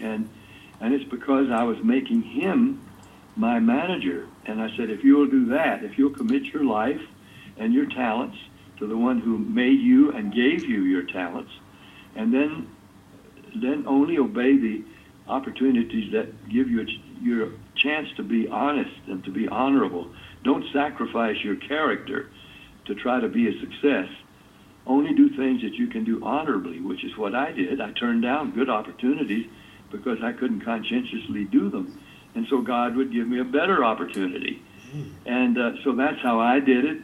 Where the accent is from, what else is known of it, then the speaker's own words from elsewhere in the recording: Nashville, Tennessee, United States; I'm a country boy. I grew up in Nashville